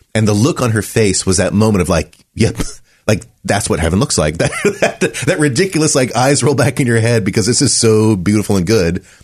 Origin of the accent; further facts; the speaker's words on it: Running Springs, California, United States; I grew up in Southern California, a place called Running Springs